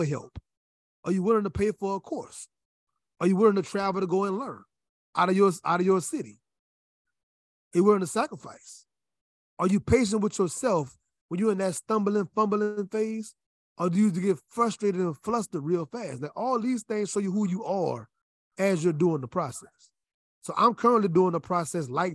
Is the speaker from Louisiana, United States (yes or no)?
yes; Louisiana, United States; moved away as an adult; I'm from Louisiana